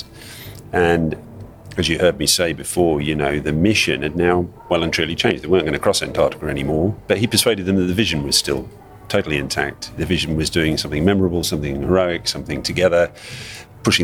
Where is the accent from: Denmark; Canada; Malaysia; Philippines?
Malaysia; out in the bush where I grew up in Malaysia as a kid